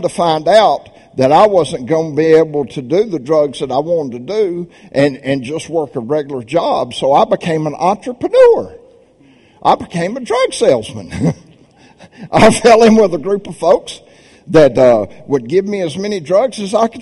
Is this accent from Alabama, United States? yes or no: yes; Birmingham, Alabama, United States; I'm from Birmingham, Alabama. I'm a good Southern boy